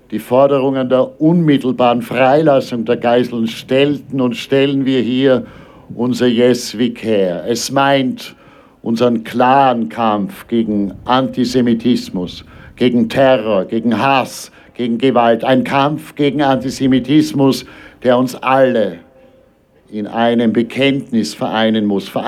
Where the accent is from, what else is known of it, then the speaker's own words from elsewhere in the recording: Austria; Er ist Israeli. Ich bin Österreicher.